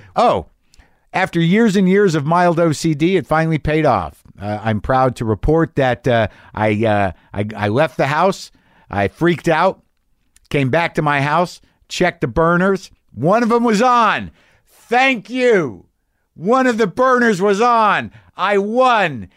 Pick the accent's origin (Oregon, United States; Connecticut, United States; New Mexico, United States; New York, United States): New Mexico, United States; Albuquerque; moved away; That's my hometown